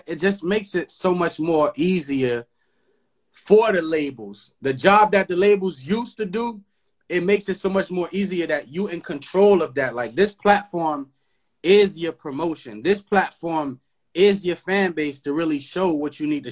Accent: Haiti; now in United States; Because I grew up in Haiti. I was raised in Haiti until I came here for school

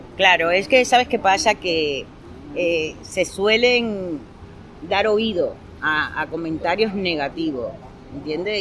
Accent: Cuba; now in Barcelona, Spain; nací en Cuba

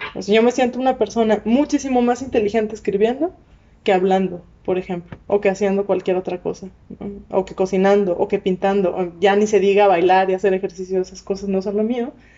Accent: Monterrey, Nuevo León, Mexico; accent: regia, norteña; moved away; yo soy de Monterrey

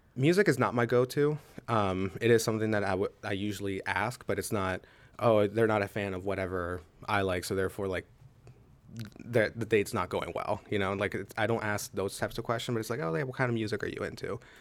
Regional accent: Pittsburgh, Pennsylvania, United States; now in Altoona, United States; I am originally from Pittsburgh, Pennsylvania. I'm currently living in Altoona

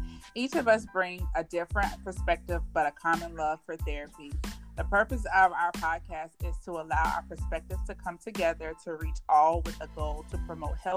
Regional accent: North Carolina, United States; I am originally from North Carolina, the best place

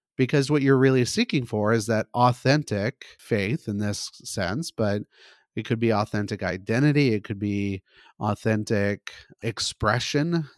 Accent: California, United States; I grew up mostly in California. I was in the Valley, which is the middle part of this state.

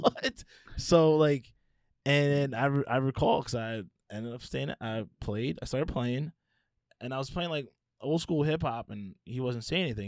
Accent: Philadelphia, Pennsylvania, United States; I grew up in Philly, right? A lot of my life, I lived in the suburbs

